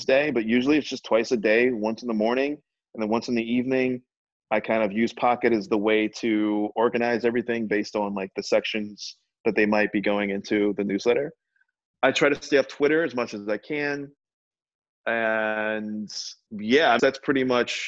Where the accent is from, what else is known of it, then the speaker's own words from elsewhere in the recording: Richmond, Virginia, United States; I'm from Richmond, Virginia